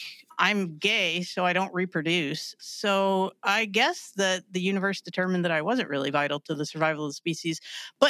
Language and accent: English; West Virginia, United States; I'm from West Virginia